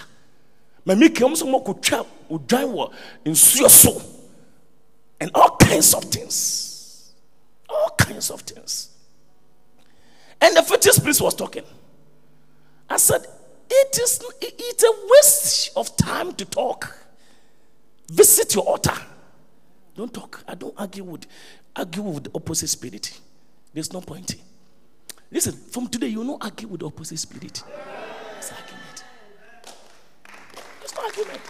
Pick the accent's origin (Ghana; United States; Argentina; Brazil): Ghana; because we're Ghanaian